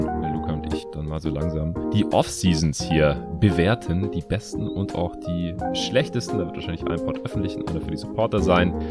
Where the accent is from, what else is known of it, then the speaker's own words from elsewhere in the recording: Stuttgart, Baden-Württemberg, Germany; moved away; in meine alte Heimat nach Stuttgart